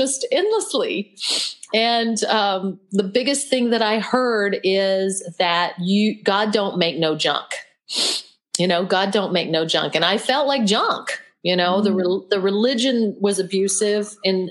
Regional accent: Oklahoma, United States; I was born and raised in Oklahoma

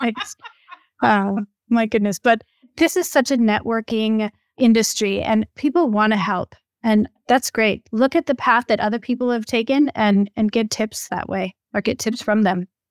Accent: Minnesota, United States; moved away; I'm originally from Minnesota

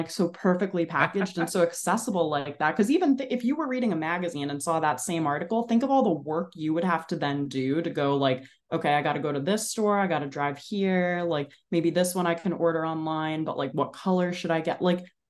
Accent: New Jersey, United States; I grew up in New Jersey in Bergen County. So I was always like a 30-minute drive

